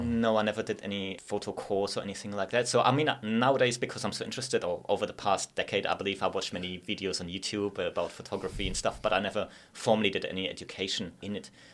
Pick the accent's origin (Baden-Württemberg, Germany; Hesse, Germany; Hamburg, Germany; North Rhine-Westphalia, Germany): Baden-Württemberg, Germany; Sindelfingen; English is a second language; moved away as an adult; also born or lived in Innsbruck, Austria; now in Gold Coast, Australia; I'm from a place called Zindutingen. It's like the home of Mercedes